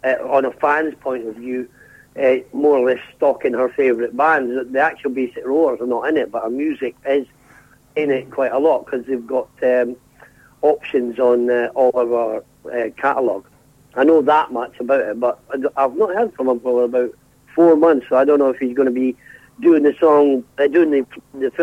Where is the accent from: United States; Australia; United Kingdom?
United Kingdom; Scotland; we're Scottish